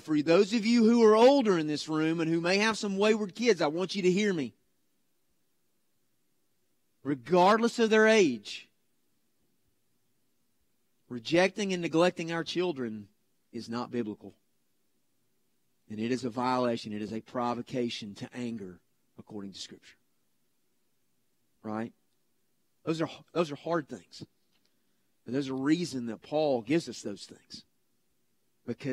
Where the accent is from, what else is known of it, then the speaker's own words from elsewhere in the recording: United States; we as American dads